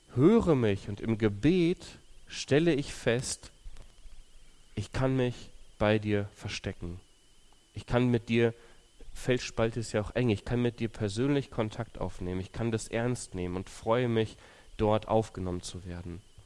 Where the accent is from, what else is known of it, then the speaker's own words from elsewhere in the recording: Löhne, North Rhine-Westphalia, Germany; moved away as an adult; also born or lived in Ukraine / Thuringia; now in Ibbenbüren, Germany; ich bin in Ostwestfalen aufgewachsen, also Löhne, Bad Oeynhausen, da die Ecke.